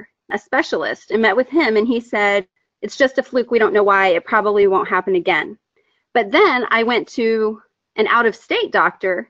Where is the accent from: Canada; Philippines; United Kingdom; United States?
United States; Texas; I'm from Texas